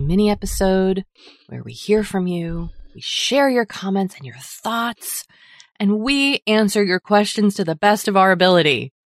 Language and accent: English; Massachusetts, United States; I'm from Massachusetts